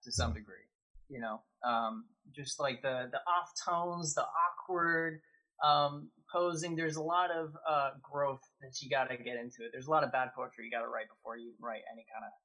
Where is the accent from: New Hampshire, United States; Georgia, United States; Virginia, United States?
New Hampshire, United States; moved away as an adult; also born or lived in Pittsburgh; now in Toronto, Canada; I was born in Toronto, and then I moved as a baby to New Hampshire, and then when I was 18, I moved to Pittsburgh.